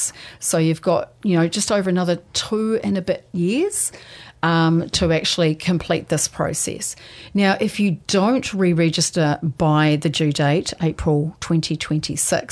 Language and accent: English; Taranaki, New Zealand; moved away; I'm originally from Taranaki